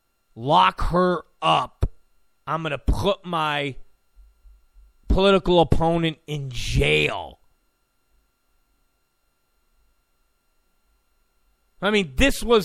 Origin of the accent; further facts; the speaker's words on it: New York, United States; I'm from New York. And I get that language.